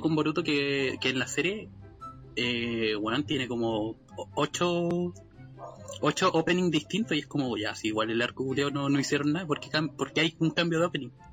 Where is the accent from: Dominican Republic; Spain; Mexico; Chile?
Chile; accent: Chilean; nuestro maravilloso pseudo dialecto chileno